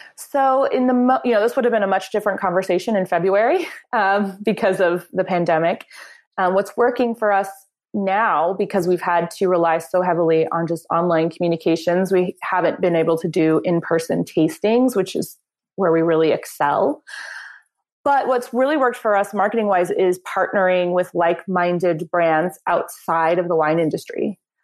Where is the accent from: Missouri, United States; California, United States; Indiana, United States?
Missouri, United States; Springfield; moved away as an adult; also born or lived in New York City; I moved back to my hometown of Springfield, Missouri